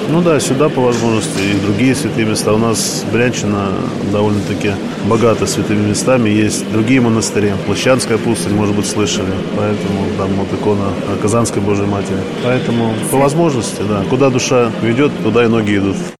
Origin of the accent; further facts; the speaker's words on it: Bryansk, Bryansk Oblast, Russia; moved away as an adult; now in Moscow, Russia; я сам родом из Брянска, но уже более 20 лет тоже живу в Москве